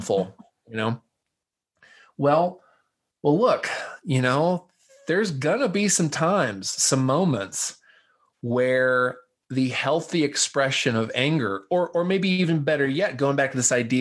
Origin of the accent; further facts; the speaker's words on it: the South, United States; I'm a Southerner by birth